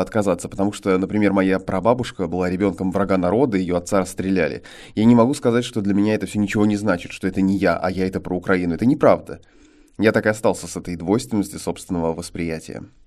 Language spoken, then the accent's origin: Russian; Saint Petersburg, Russia; also born or lived in Ukraine; родился и вырос в Санкт-Петербурге